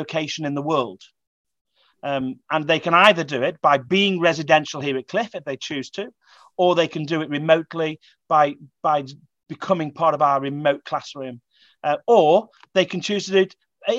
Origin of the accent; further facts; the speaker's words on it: England, United Kingdom; as an Englishman